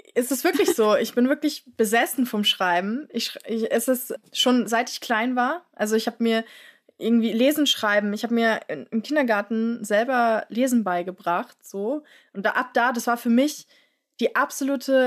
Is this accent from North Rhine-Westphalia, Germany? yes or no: no; Frankfurt, Hesse, Germany; ich bin ja in Frankfurt aufgewachsen